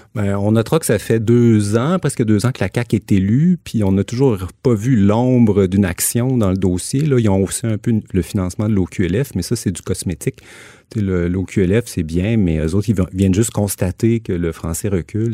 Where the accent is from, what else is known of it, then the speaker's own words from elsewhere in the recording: Quebec City, Quebec, Canada; moved away; also born or lived in Montreal; je suis originaire de Québec